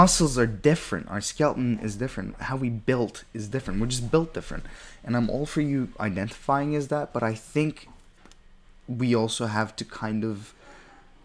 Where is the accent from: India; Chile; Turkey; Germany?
Turkey; I grew up in Turkey